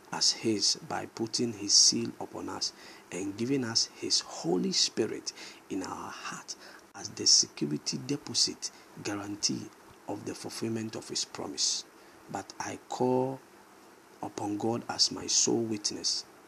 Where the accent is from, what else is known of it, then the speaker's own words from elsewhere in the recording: Ghana; I'm a Ghanaian